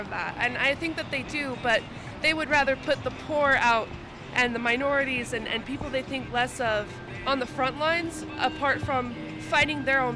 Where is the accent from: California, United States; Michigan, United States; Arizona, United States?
Arizona, United States; We're from Arizona